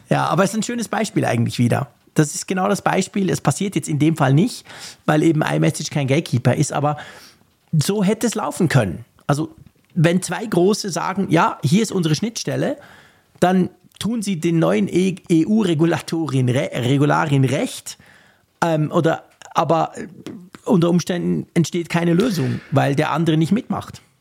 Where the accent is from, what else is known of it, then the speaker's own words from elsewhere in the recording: Switzerland; ich bin Schweizer